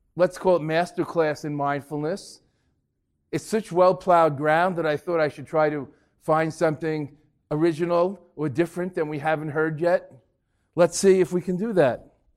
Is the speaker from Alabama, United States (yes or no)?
no; New York, United States; also born or lived in Boston; I'm from New York